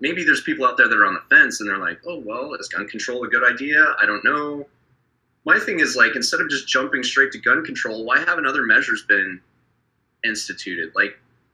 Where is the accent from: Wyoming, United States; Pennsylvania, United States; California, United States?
Wyoming, United States; in my hometown where I grew up in Wyoming